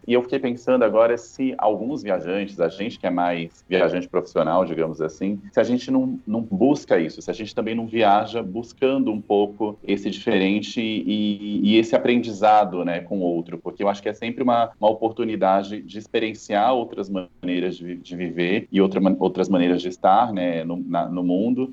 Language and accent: Portuguese; Campo Grande, Mato Grosso do Sul, Brazil; also born or lived in Salvador; now in São Paulo, Brazil; eu não, não sou paulistano, eu moro em São Paulo desde 2009, mas eu nasci em Campo Grande